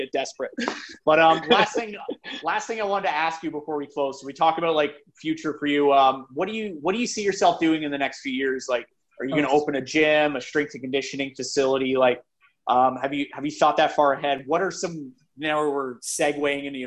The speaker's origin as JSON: {"language": "English", "town": "Brampton", "region": "Ontario", "country": "Canada", "said": "Brampton, I'm from Brampton"}